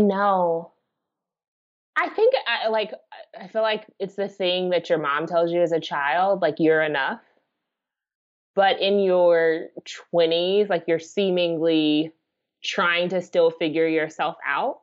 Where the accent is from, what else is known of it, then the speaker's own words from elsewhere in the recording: United States; being an American